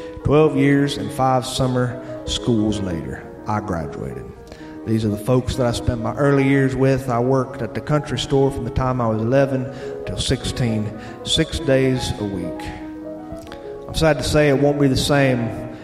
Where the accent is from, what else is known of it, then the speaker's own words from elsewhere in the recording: the South, United States; accent: southern; but I speak with a southern accent, and some people make fun of me for it. But I can't help it. I was raised all around the South. My dad's from the hills of Tennessee